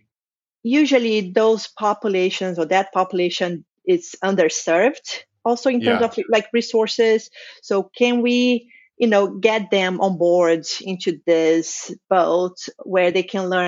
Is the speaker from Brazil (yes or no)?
yes; Brazil; I'm from Brazil.